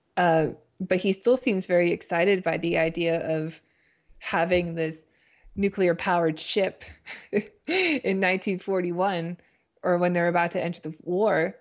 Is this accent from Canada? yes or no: yes; Canada; also born or lived in United States; I'm Canadian